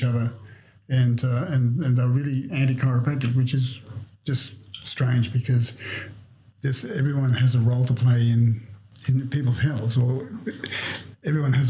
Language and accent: English; Snowy Mountains, New South Wales, Australia; I grew up in the Snow Mountains